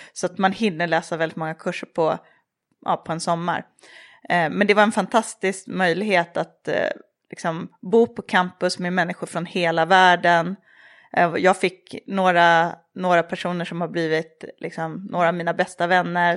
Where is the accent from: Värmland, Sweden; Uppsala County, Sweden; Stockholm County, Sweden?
Uppsala County, Sweden; Tierp; moved away as an adult; also born or lived in Paris; Jag är uppvuxen i Tierp som är en liten ort mellan Uppsala och Gävle.